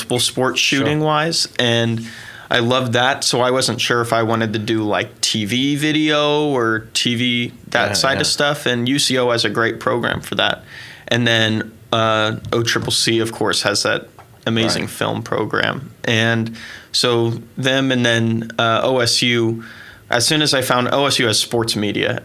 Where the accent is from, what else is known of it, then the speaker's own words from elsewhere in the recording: Oklahoma, United States; also born or lived in St. Louis, Missouri; I was born in St. Louis and moved to Oklahoma when I was like four.